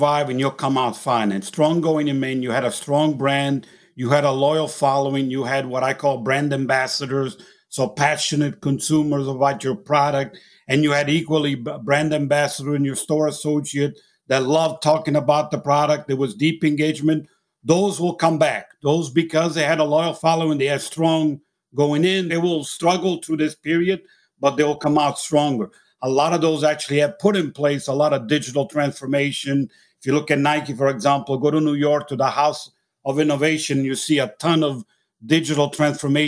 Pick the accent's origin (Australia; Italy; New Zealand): Italy; accent: Italian; moved away; I'm originally actually from Italy, as you can tell by my accent